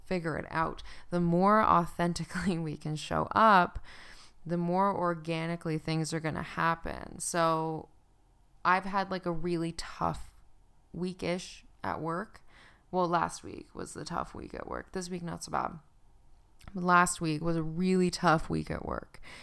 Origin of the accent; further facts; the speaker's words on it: Newfoundland and Labrador, Canada; now in Calgary, Canada; I'm from Newfoundland